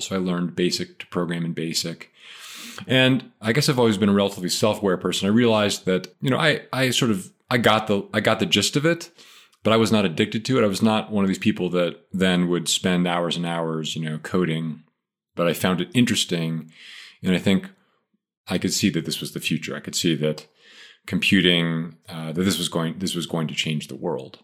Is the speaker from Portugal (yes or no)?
no; Philadelphia, Pennsylvania, United States; moved away as an adult; also born or lived in Maine; I grew up, uh, in suburban Philadelphia, and I lived there all the way through till I left for college.